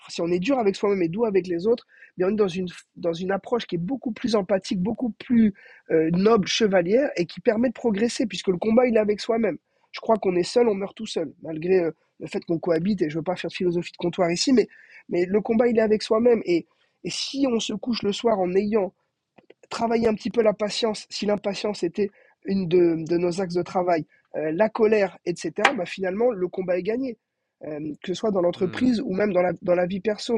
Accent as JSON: {"language": "French", "town": "Brest", "region": "Brittany", "country": "France", "tie": "born or raised there", "also_born_or_lived": "Cannes", "moved": "yes", "said": "On est né à Cannes, mais on a grandi à Brest"}